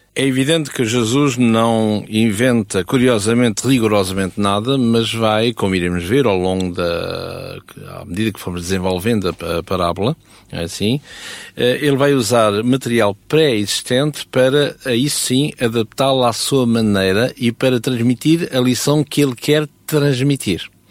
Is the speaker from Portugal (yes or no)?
yes; Portugal; Eu sou português